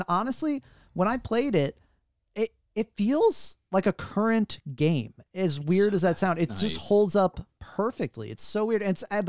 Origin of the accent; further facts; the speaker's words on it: St. Louis, Missouri, United States; Even me, I'm from St. Louis.